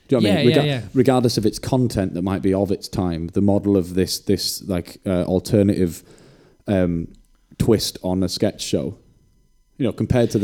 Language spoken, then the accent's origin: English; Wales, United Kingdom; from growing up in Wales